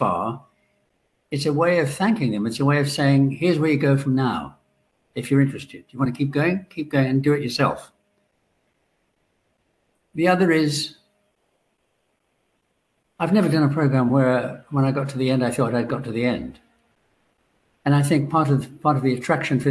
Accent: Ireland; I'm Irish

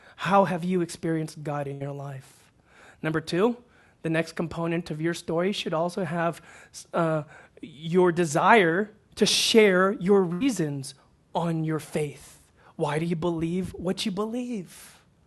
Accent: Houston, Texas, United States; moved away; I grew up in Houston, Texas

